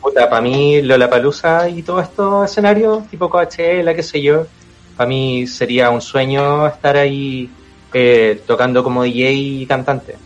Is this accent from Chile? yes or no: yes; Chile; como buen cantante chileno